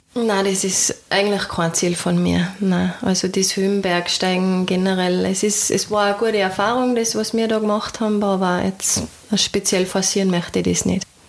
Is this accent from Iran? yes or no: no; Austria; das Tal bei uns, die Berge, also auf der anderen Seite den Nationalpark Hohe Dauern